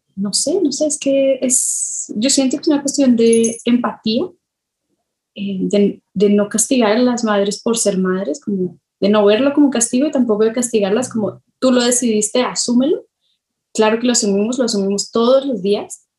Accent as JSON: {"language": "Spanish", "country": "Colombia", "tie": "born or raised there", "moved": "yes", "lives_now": "Mexico", "said": "yo me crié en Colombia, así me crié en Colombia antes de, de irme a México"}